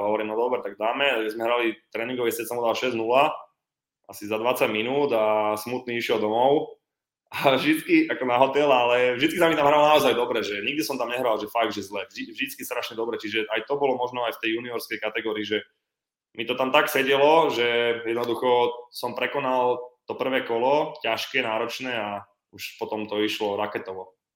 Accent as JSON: {"language": "Slovak", "country": "Slovakia", "said": "som 10 rokov reprezentoval Slovensko, tretí najlepší vlastne v histórii Slovenska"}